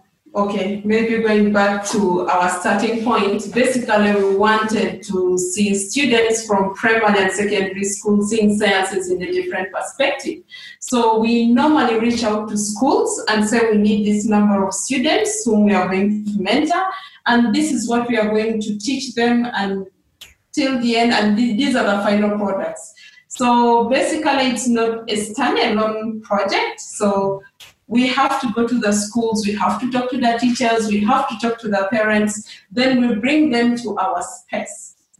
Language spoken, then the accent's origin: English; South Sudan; I'm from Bari, but when you reach our house, there are like three or four tribes